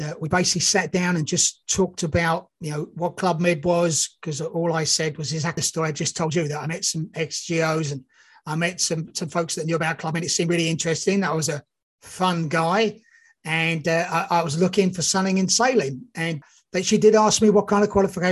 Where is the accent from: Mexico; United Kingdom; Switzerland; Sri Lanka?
United Kingdom; England; moved away as an adult; also born or lived in Australia / New Zealand / Canada; I'm actually English, but I just came from Australia.